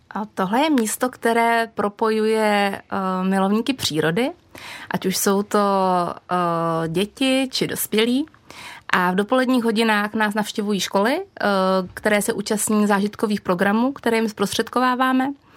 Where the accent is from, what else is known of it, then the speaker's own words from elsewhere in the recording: Czechia; jsem z Krušní hor a přestože jsem žila v malém jako průmyslovém